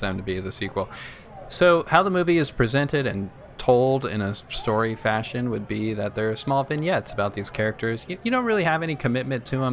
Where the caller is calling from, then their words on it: Corrales, New Mexico, United States; I'm calling from Corrales, New Mexico